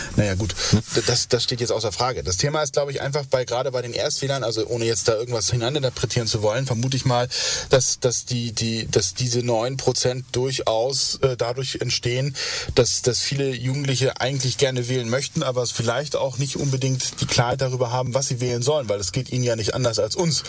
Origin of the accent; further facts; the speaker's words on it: West Germany, Germany; ich bin Westdeutscher